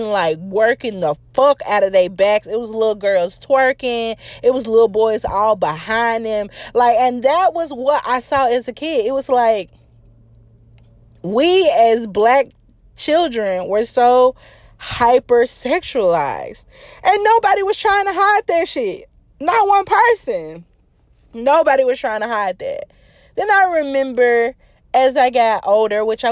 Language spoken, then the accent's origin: English; Memphis, Tennessee, United States; I'm from Memphis